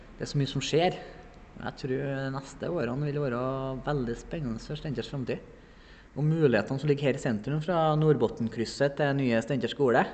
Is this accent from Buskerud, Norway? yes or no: no; Beitstad, Trøndelag, Norway; now in Sparbu, Norway; Jeg er jo fra Bestand. Det er jo dugnadsbygda nummer én